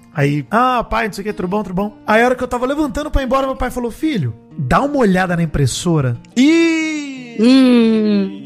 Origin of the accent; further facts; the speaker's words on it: Brazil; also born or lived in Araraquara, São Paulo; eu sou brasileiro